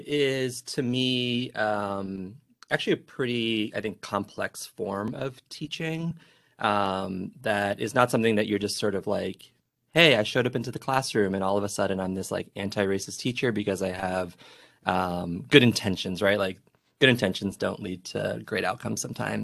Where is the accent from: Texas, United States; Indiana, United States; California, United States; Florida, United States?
Florida, United States; Miami; I grew up in Miami